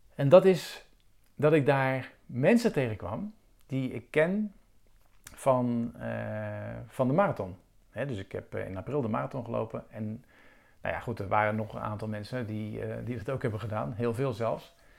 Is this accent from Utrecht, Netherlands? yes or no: no; Rotterdam, South Holland, Netherlands; Rotterdam. En, eh, nou, voor de mensen die het weten, dat is mijn geboortestad